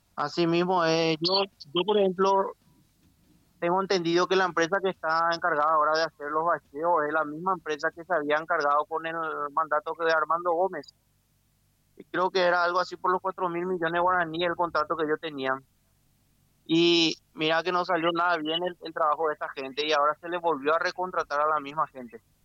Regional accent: Lambaré, Central, Paraguay; soy de acá de Puerto Paula, el barrio Puerto Paula.

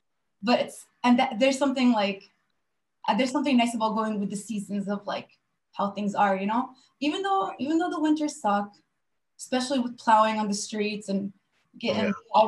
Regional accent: Jordan; also born or lived in San Diego, California; So, so I'm Palestinian. So my family is Jordanian-Palestinian. I was born in California in San Diego originally, because my dad's family had immigrated there when he was a little bit younger. And when I was 5 years old, we moved to Jor

